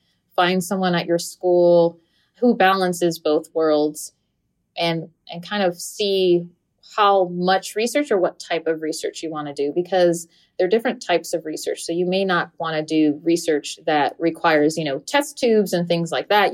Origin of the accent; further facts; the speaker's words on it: Florida, United States; English is a second language; also born or lived in New Jersey; in the fourth grade, we just moved from New Jersey to Florida